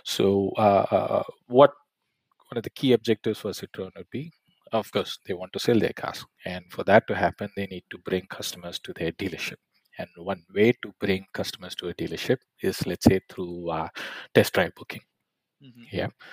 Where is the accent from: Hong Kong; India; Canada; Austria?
India; Coimbatore, Tamil Nadu; moved away as an adult; also born or lived in Arizona, United States / California, United States / London, United Kingdom; I'm essentially from Coimbatore, so Tamil Nadu, so born and brought up there